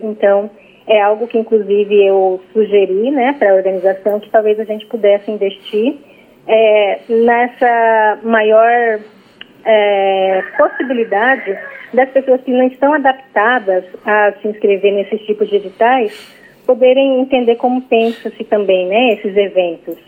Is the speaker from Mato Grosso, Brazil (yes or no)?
yes; Cuiabá, Mato Grosso, Brazil; Eu moro em Cuiabá e nasci em Cuiabá, mas a minha família indígena mora em Mato Grosso do Sul